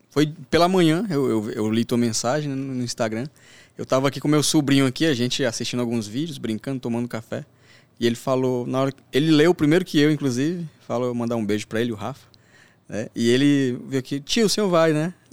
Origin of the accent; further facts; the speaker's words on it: Northeast Region, Brazil; born there; Eu, um, pouca gente sabe, inclusive, mas eu vim do Nordeste.